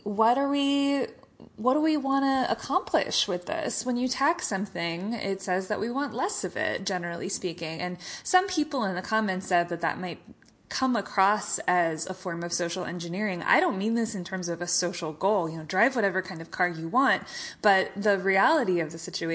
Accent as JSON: {"language": "English", "region": "Missouri", "country": "United States", "said": "my home state of Missouri"}